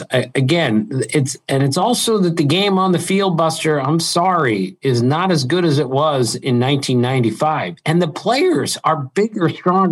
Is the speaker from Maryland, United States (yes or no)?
yes; Maryland, United States; I grew up in Maryland